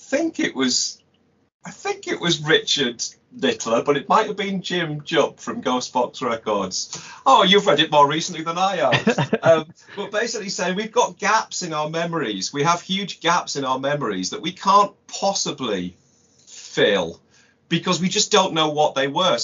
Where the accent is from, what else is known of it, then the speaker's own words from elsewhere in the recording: United Kingdom; as a British kid in the 70s